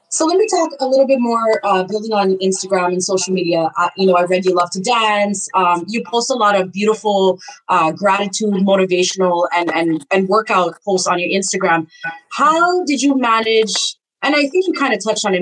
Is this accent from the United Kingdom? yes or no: no; Canada; I'm Guyanese a background. Even though I was right. born in Canada, and sometimes my accent will mix up